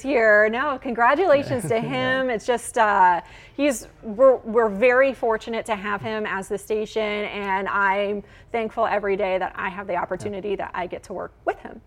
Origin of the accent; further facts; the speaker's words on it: West Lafayette, Indiana, United States; also born or lived in Illinois / Evansville, Indiana; I grew up in West Lafayette, and Purdue was pretty much like my playground.